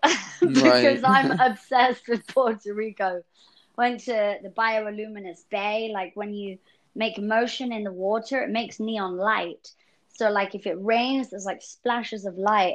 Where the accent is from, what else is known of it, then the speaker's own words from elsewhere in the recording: England, United Kingdom; being an English girl